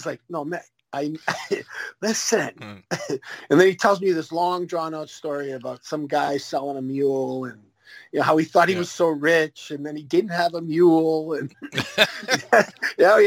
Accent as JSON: {"language": "English", "region": "Western Canada", "country": "Canada", "tie": "born or raised there", "said": "growing up in Western Canada"}